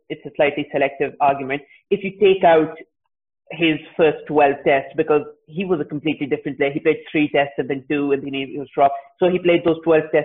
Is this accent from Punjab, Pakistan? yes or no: yes; Lahore, Punjab, Pakistan; I'm being from Lahore